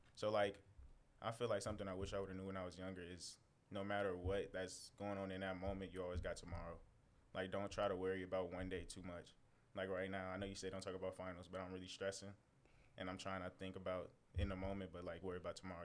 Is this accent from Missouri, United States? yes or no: yes; St. Louis, Missouri, United States; also born or lived in San Antonio, Texas; now in Kentucky, United States; I come from St. Louis